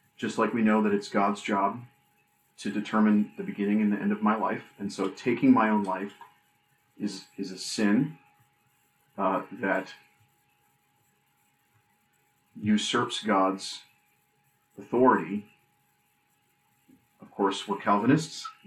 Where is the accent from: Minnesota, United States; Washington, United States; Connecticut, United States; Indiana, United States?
Minnesota, United States; moved away; the family in Minnesota